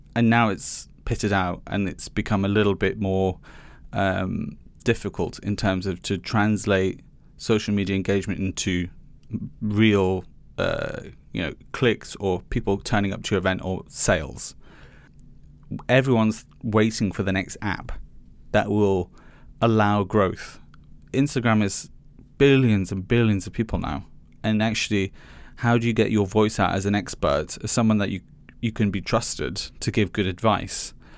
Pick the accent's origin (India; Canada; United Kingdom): United Kingdom; Liverpool, North West England; I grew up in Chinese chippies, um, in Haitin, which is a suburb of Liverpool.